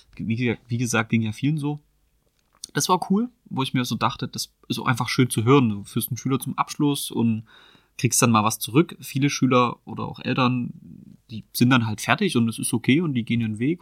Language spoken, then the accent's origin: German; Chemnitz, Saxony, Germany; Ich bin in Chemnitz geboren mhm. und auch immer in Chemnitz aufgewachsen